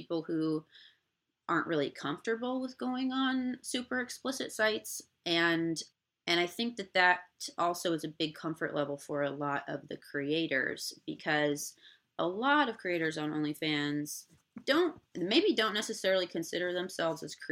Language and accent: English; Indiana, United States; now in Los Angeles, United States; I'm from Indiana originally, but I moved to LA completely on my own